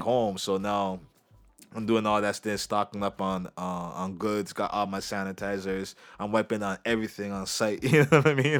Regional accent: Canada; as a Canadian

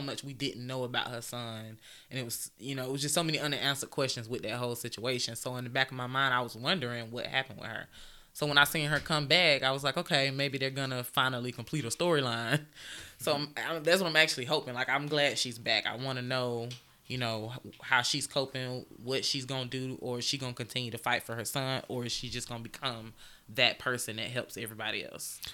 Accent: Augusta, Georgia, United States; moved away as an adult; I am originally from Augusta, Georgia, born and raised

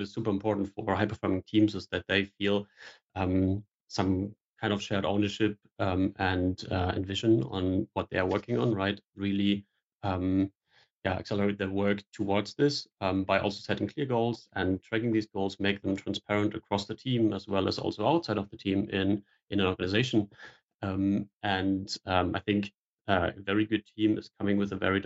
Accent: Germany; moved away as an adult; now in Copenhagen, Denmark; I'm originally from Germany, relocated to Denmark in 2021, living together with my girlfriend here in Copenhagen

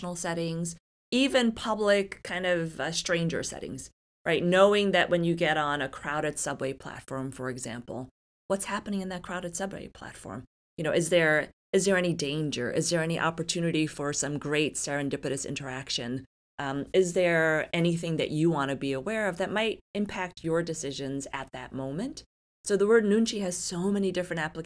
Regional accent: New York City, New York, United States; moved away as an adult; also born or lived in South Korea; now in Arizona, United States; I'm an immigrant from South Korea. My parents immigrated here when I was a baby. I was raised and grew up in New York City

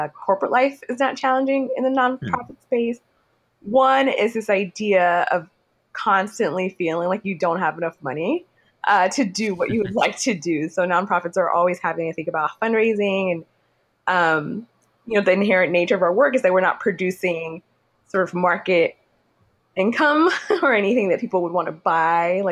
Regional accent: Houston, Texas, United States; moved away as an adult; also born or lived in Nigeria / Sugar Land, Texas; now in New York City, United States; I was born in Nigeria. I call Houston home because I was raised in Houston, spent most of my childhood there.

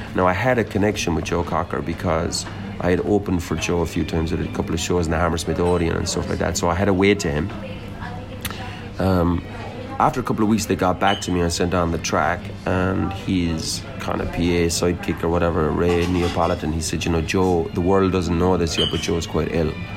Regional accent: Limerick, Munster, Ireland; moved away; also born or lived in London

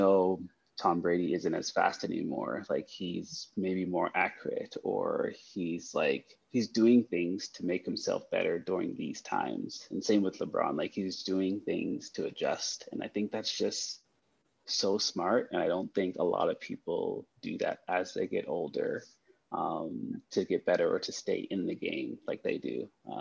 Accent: Canada; I'm Canadian

